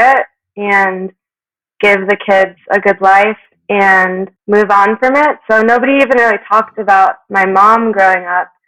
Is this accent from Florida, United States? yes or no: yes; South Florida, United States; moved away as an adult; now in Aspen, United States; I grew up in South Florida between Miami and Boca Raton, and for the last decade or so, I've been based out of Aspen, Colorado